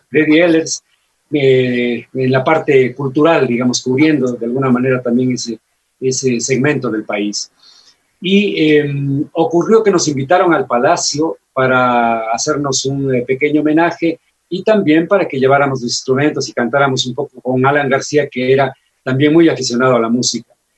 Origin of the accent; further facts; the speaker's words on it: Loja, Ecuador; lo que los lojanos sentimos